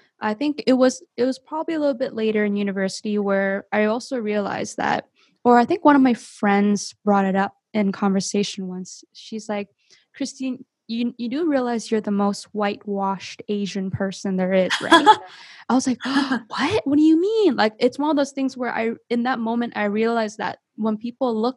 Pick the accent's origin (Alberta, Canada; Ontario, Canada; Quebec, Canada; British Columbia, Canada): Ontario, Canada; Mississauga; I was born in Canada, born and raised, 1995 baby, born in Toronto, Mississauga, Ontario